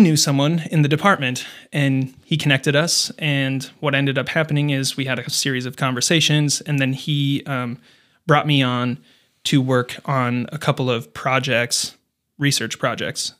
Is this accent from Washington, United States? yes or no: no; Fergus Falls, Minnesota, United States; moved away as an adult; also born or lived in Denver; I grew up in Fergus Falls